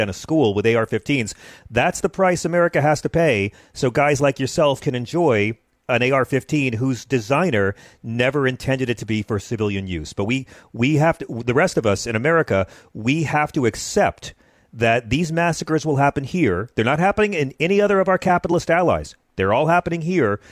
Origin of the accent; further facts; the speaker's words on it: the South, United States; I grew up in the South with a grandma had a shotgun by the door